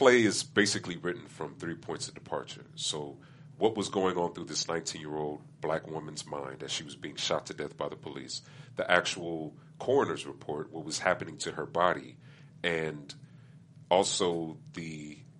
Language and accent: English; Pomona, California, United States; I started going to an open mic in my hometown of Pomona